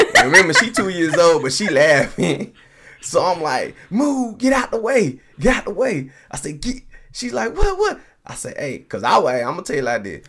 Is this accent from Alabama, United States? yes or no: no; Colorado, United States; also born or lived in Nashville, Tennessee; lived all my life pretty much in Colorado